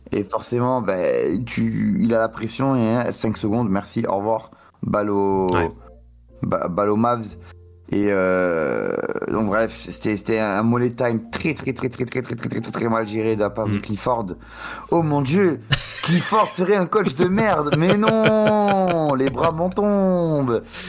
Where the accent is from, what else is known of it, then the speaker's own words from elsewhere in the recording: France; en tant que Français